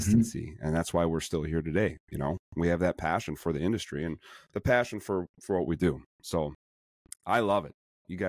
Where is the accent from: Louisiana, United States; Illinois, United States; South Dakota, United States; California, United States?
Illinois, United States; Chicago; accent: Chicago, Midwestern; I'm so sorry for my Chicago accent